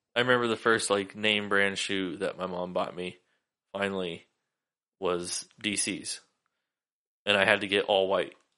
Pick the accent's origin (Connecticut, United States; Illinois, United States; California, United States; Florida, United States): California, United States; Sacramento; moved away; I grew up in Sacramento